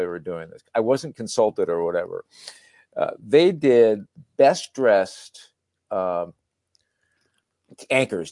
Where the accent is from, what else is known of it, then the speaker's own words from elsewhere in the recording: New Jersey, United States; I was born in New Jersey